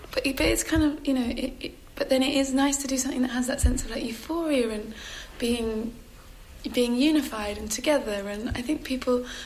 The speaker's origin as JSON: {"language": "English", "region": "England", "country": "United Kingdom", "said": "I'm English and I'm slightly bashful and reserved"}